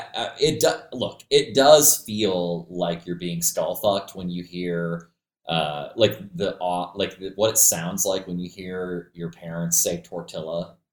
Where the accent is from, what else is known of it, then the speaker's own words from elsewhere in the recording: Maine, United States; I grew up there in Maine